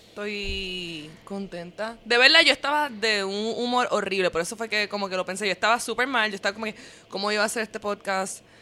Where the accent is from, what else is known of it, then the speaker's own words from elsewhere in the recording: United States; Spanish is a second language; yo estaba en mi mente source of information porque soy tan gringa